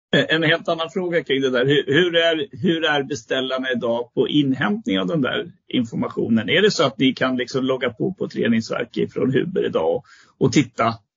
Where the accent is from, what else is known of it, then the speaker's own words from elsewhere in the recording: Västergötland, Västra Götaland, Sweden; nu är jag västgöte från början, så jag är inte smålänning